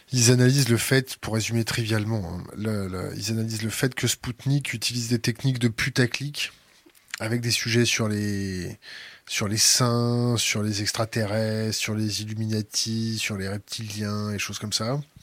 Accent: France; en tant que Français

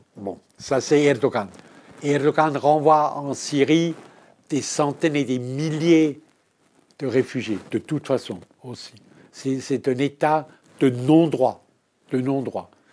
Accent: Switzerland; je suis suisse. Je suis suisse.

